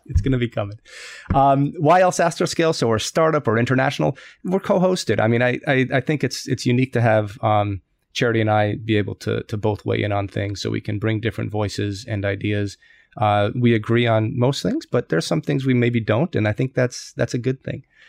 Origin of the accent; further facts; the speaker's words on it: United States; moved away as an adult; now in Tokyo, Japan; an American living in Tokyo